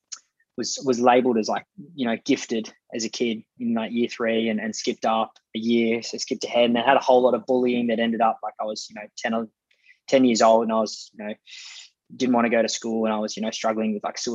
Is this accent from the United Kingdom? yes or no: no; Hay, New South Wales, Australia; I grew up in Hay, out little outback town in New South Wales.